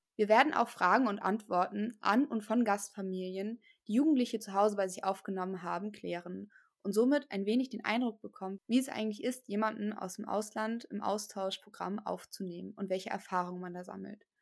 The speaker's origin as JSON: {"language": "German", "country": "Germany", "said": "bei uns in Deutschland"}